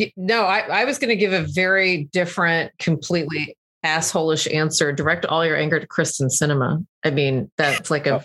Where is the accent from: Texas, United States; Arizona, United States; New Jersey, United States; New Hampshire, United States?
Texas, United States; growing up in Texas